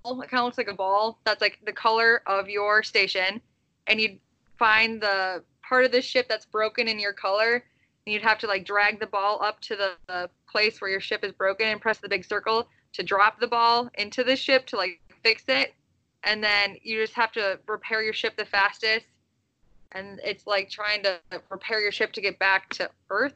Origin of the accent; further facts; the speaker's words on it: Midwest, United States; I'm from the Midwest